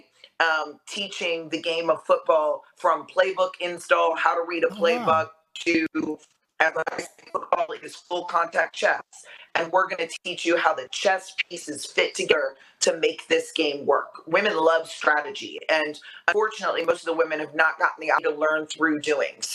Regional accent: Vero Beach, Florida, United States; also born or lived in Boston; I grew up in Vero Beach, Florida, where football is a way of life

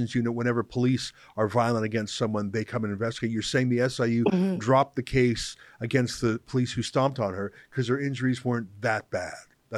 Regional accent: Western Canada, Canada; moved away; a English Canadian originally from the West

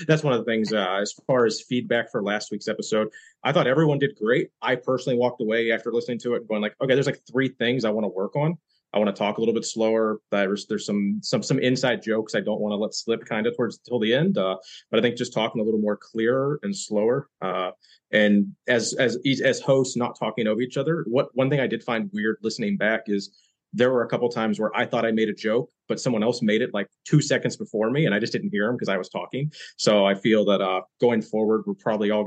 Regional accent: West Virginia, United States; accent: Southern; also born or lived in upstate New York; now in New York, United States; I'm originally from West Virginia, but I've lived in upstate New York for the last 12 years or so. When I'm drinking, my Southern dialect really comes out.

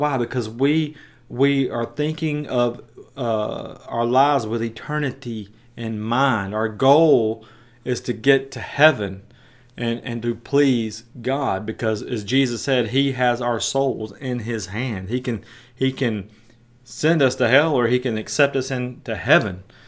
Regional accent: Jackson, Tennessee, United States; my hometown in West Tennessee

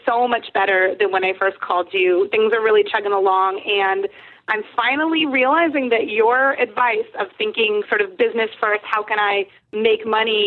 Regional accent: Seattle, Washington, United States; I'm from Seattle

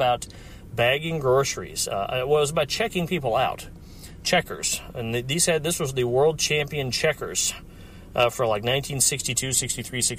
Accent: Hendersonville, Tennessee, United States; moved away; I am sitting in my hometown, Hendersonville, Tennessee, 37075

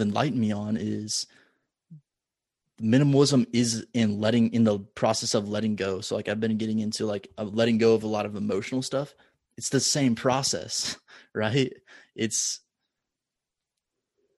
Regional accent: Omaha, Nebraska, United States; Omaha, my hometown.

